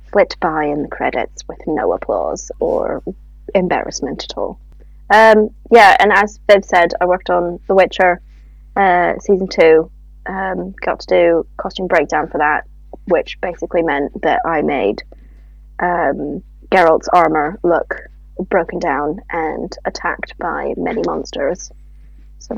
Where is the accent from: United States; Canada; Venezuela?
Canada; moved away as an adult; now in United Kingdom; I am originally from Canada and have lived in the UK for the past 9.5 years.